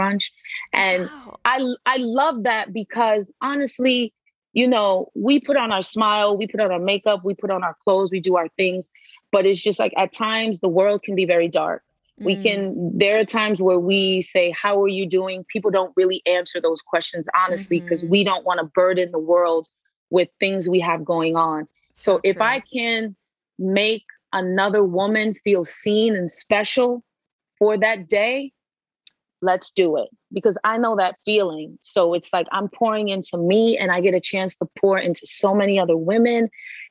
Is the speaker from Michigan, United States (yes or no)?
no; New Jersey, United States; moved away as an adult; also born or lived in Brooklyn, New York / Haiti (parents); now in Los Angeles, United States; I was born in Brooklyn and then raised in Jersey